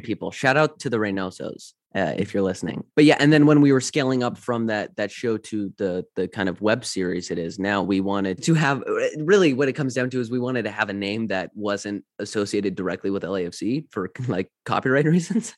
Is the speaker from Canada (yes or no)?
yes; London, Ontario, Canada; moved away; I'm from Canada